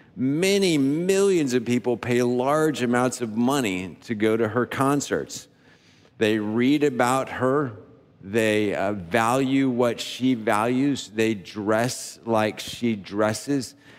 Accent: the South, United States; We grew up in the South saying, "Yes, sir, no, sir, yes, ma'am, no, ma'am, sir."

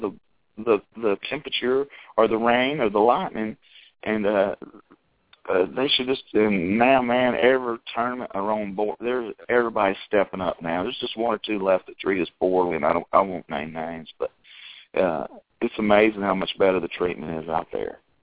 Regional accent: Chattanooga, Tennessee, United States; We live here now back in Chattanooga

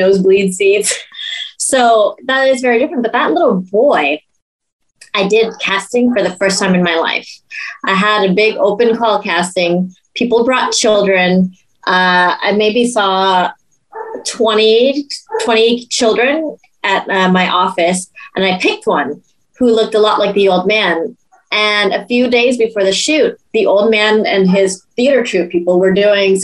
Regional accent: Laos; in Laos, because we don't really have professional actors in that regard

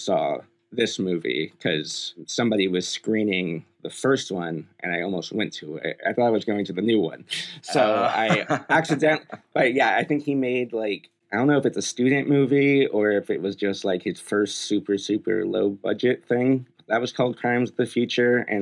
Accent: Bay Area, California, United States; moved away; I'm from the Bay Area originally, so I was there recently as well.

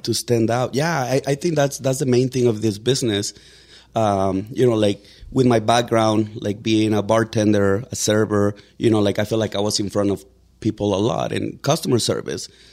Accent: Mexico; English is a second language; now in Denver, United States; I was born in Mexico. I got here on September of two thousand and three.

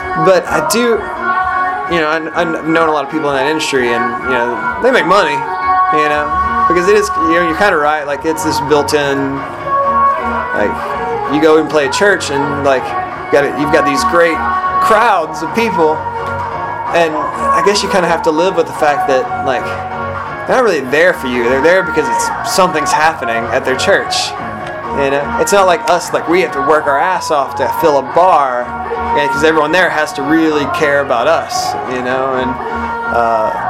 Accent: East Texas, United States; I grew up in East Texas

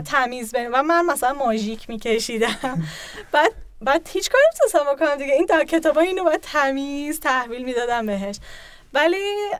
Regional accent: Tehran, Tehran Province, Iran; moved away; متولد 1369 تهران به دنیا اومدم از طرف پدرم تهرانی هم کلا بعد اینکه جاهای مختلفی زندگی کردم تقریبا نصف زندگیم رو ایران زندگی کردم

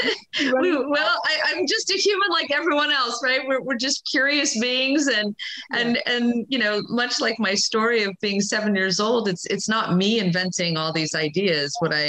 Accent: Florida, United States; I grew up in Florida

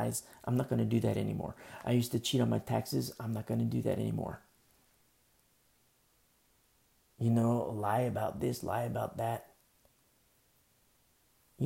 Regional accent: United States; I'm an American, you know, and I love this country so much.

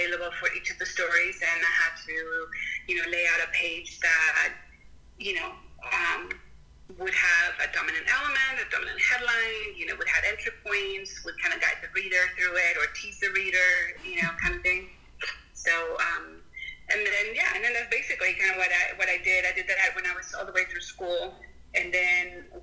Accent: Texcoco, State of Mexico, Mexico; English is a second language; moved away as an adult; also born or lived in Guadalajara / Denton, Texas; now in United States; I grew up in Mexico City. So, okay. Well, actually, in a town called Texcoco. We were born in Mexico City, and then shortly after I was born, my family moved to Texcoco

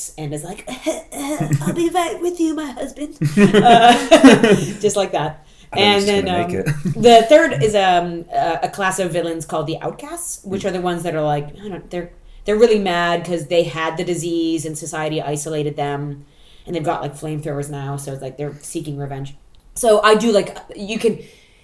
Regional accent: United States; moved away; I grew up in the States

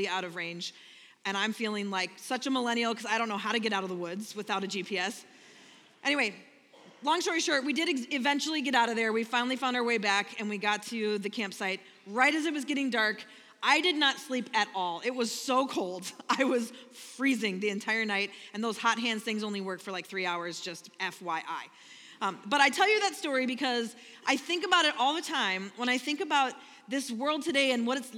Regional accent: Minnesota, United States; I'm from Minnesota

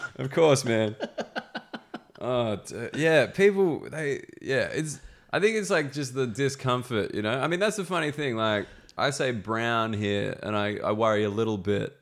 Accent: Australia; moved away as an adult; now in London, United Kingdom; I'm Australian

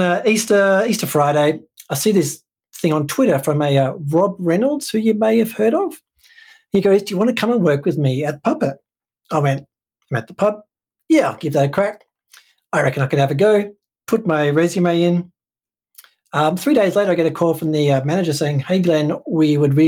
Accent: West Coast of Australia, Western Australia, Australia; also born or lived in Portland, Oregon; I am from the West Coast, which is the best coast

